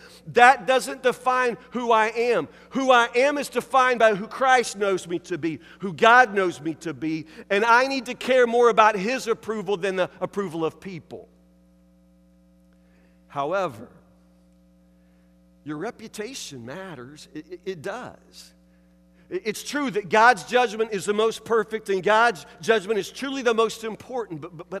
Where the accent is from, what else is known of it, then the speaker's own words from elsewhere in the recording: Woodburn, United States; I was raised here in Woodburn on Morristuff Road, and our next door neighbors were the Dyers.